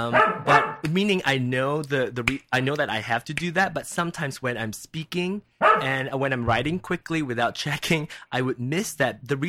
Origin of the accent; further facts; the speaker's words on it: Kansas City, United States; English is a second language; I'm Chinese and I'm from Kansas City, so maybe I'll barbecue the dog.